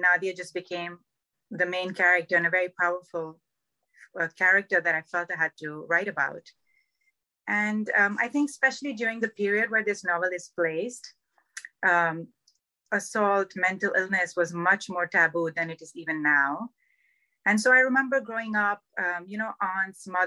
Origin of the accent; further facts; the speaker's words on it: Karachi, Sindh, Pakistan; moved away as an adult; now in Southern California, United States; My whole life, I grew up in Karachi in Pakistan